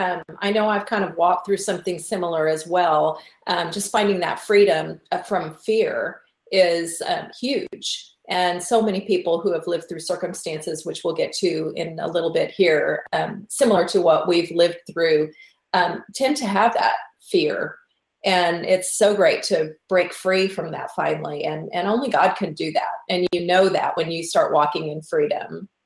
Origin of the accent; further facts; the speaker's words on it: Southern United States, United States; accent: Southern; And I'm going to just start going into my Southern accent.